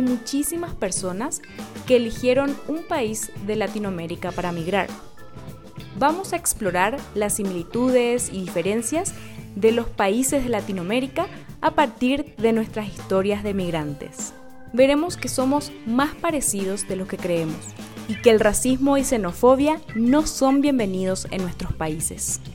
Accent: Paraguay; moved away as an adult; now in Mexico; Yo soy paraguaya y vivo en México hace más de dos años.

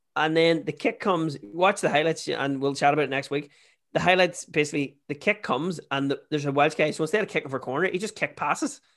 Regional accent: Ireland; also born or lived in Toronto; we're Irish.

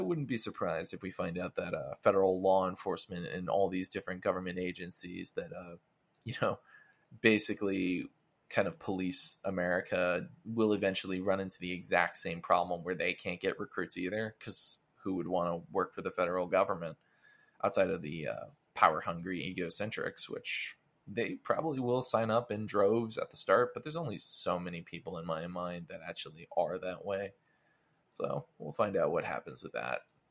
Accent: Florida, United States; I'm from Florida

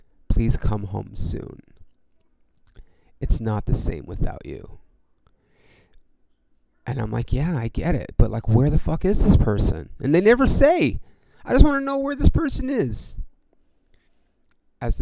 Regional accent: California, United States; I'm from California

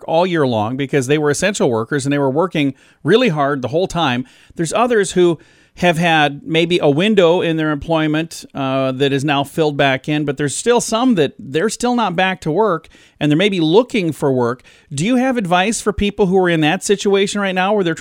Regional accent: South Dakota, United States; moved away; I was born and raised in South Dakota.

